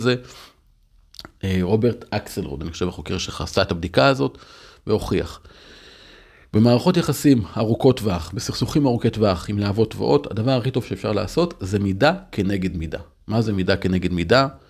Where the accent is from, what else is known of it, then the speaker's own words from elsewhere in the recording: Upper Galilee, Northern District, Israel; now in Tel Aviv, Israel; פינו את קיבוץ דפנה, פינו את שער ישוב, פינו את הגושרים, זה אזורים שגדלתי בהם